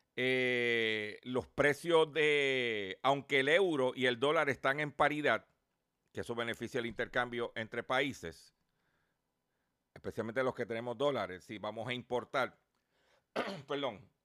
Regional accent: Lares, Puerto Rico; mi pueblo de Lares

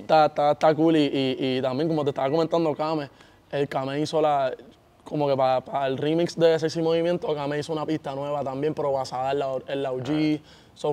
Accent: Puerto Rico; yo soy de Puerto Rico y estoy, todo al otro lado del mundo

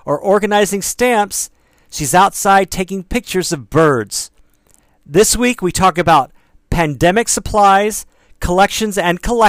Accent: Texas, United States; I'm from Texas

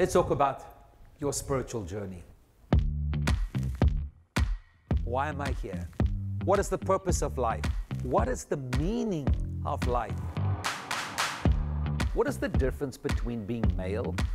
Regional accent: South Africa; moved away as an adult; now in United States; we're originally from South Africa, and we planted a church back home

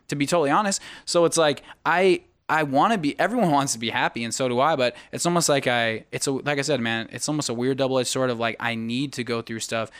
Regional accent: United States; moved away; my hometown of Sacramento, Arizona

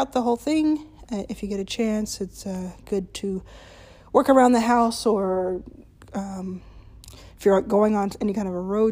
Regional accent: Texas, United States; I'm American and because I'm from Texas

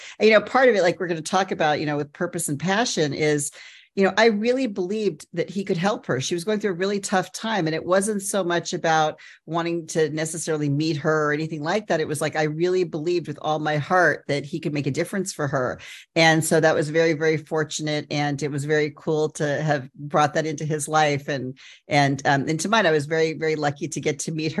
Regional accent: United States; moved away as an adult; now in London, United Kingdom; I'm an American talent agent living in London.

